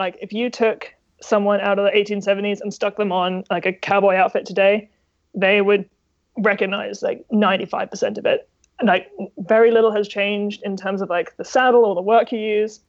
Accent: Texas, United States; And yeah, even though I'm from Texas, I like buckaroo style kind of the best.

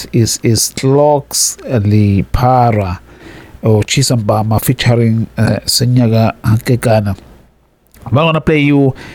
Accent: Zululand, KwaZulu-Natal, South Africa; I'm a Zulu person. I grew up in Zululand.

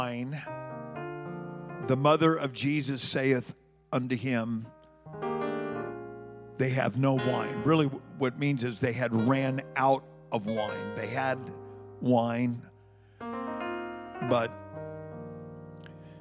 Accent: California, United States; moved away as an adult; I was born and raised in California, and my first winter here

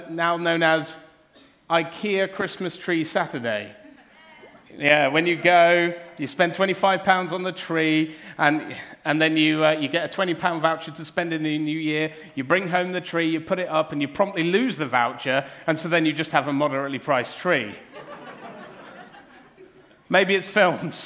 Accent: Cornwall, South West England, United Kingdom; growing up in Cornwall, it was always Cornish pasties

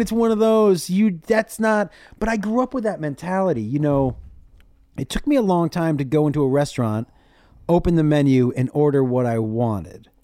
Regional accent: Amherst, Massachusetts, United States; moved away as an adult; also born or lived in San Antonio, Texas; I grew up in Massachusetts, in, in a town called Amherst

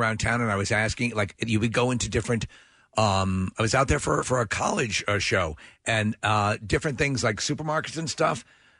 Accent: Long Island, New York, United States; living on Long Island, growing up on Long Island all my life

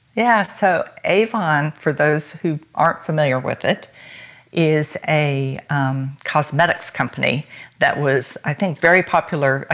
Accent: United States; I am American.

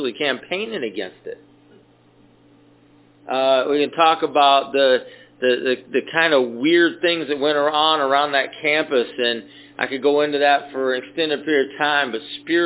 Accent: Atco, Georgia, United States; I grew up in the South

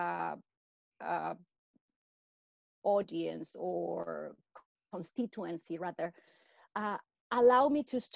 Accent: Mexico; moved away as an adult; now in Vancouver, Canada; I come from Mexico. I have been in Vancouver, Canada for about 20 years.

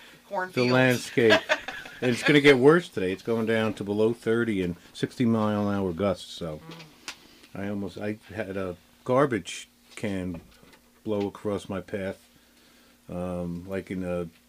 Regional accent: New Jersey, United States; I come from New Jersey, so there was like 42 deputy lottery commissioners within 10 years.

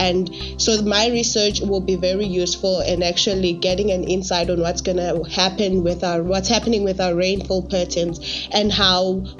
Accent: Mpumalanga, South Africa

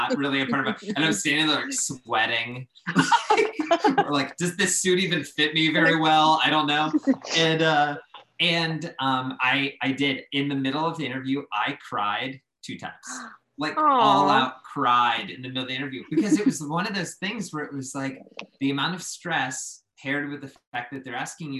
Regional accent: Pittsburgh, Pennsylvania, United States; moved away as an adult; also born or lived in Central Ohio / Española, New Mexico; I was a kid from Pittsburgh who went to school in Central Ohio at Otterbein

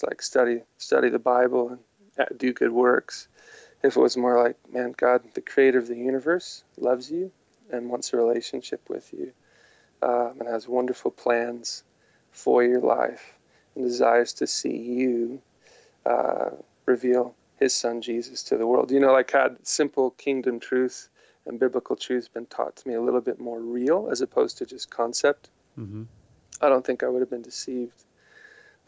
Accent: Midwest, United States; growing up in the Midwest, I didn't experience many charismatic or Pentecostal believers

